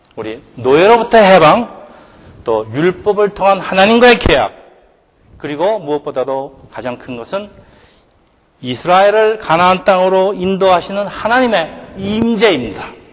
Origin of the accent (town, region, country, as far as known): South Korea; now in United States